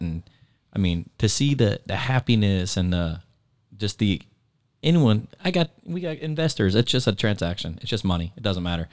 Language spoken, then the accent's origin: English; Naples, Florida, United States; Moved here when I was three